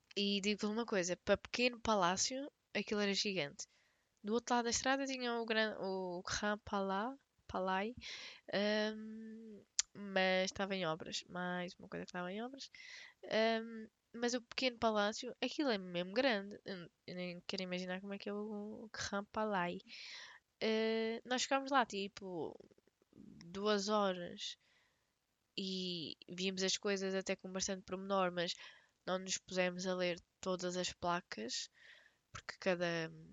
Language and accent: Portuguese; Portugal; nunca saí de Portugal